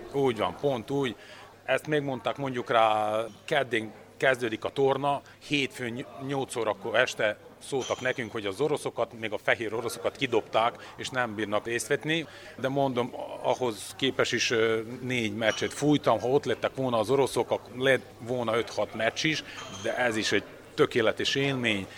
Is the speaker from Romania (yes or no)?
no; Serbia; mégis én Szerbiából jövök